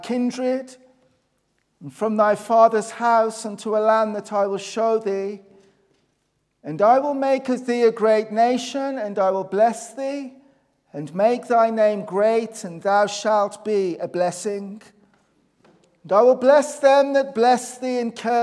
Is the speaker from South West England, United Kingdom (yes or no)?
no; Black Country, West Midlands, United Kingdom; You can tell that my accent's not Northern Irish. It's obviously I'm from the Black Country, which is sort of an area in the Midlands